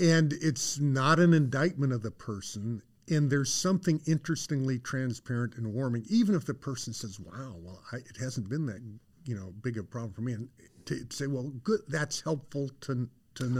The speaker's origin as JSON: {"language": "English", "region": "Colorado", "country": "United States", "tie": "born or raised there", "said": "I grew up in Colorado."}